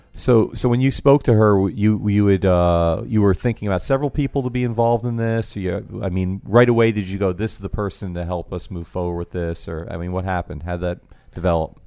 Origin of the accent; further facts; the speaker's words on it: New York, United States; now in New Orleans, United States; growing up in New York